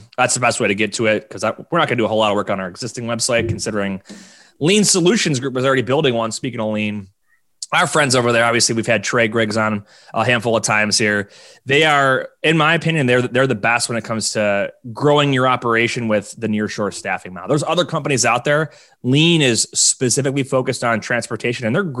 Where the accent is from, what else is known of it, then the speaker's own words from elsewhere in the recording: Buffalo, New York, United States; my hometown of Buffalo.